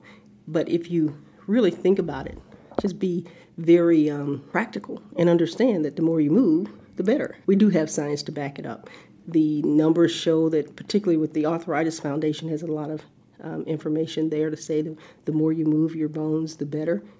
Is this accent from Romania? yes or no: no; the South, United States; growing up in the South